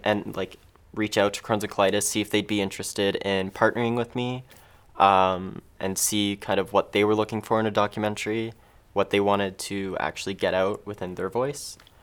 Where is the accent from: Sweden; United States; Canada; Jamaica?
Canada; Mississauga, Ontario; I grew up in Mississauga